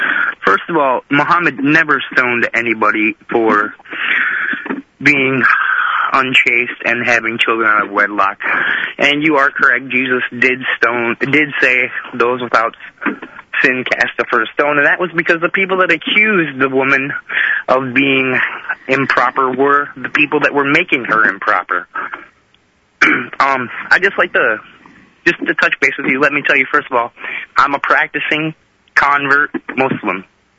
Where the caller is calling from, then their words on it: Nashville, Tennessee, United States; I'm calling from Nashville, Tennessee.